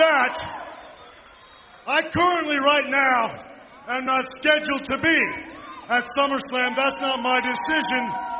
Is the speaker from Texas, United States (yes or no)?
yes; San Antonio, Texas, United States; right here in my hometown of San Antonio, Texas?